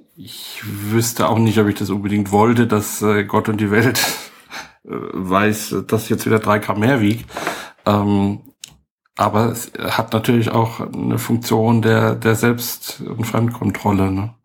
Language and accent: German; Heidelberg, Baden-Württemberg, Germany; ich bin äh, Heidelberger, also echt hier geboren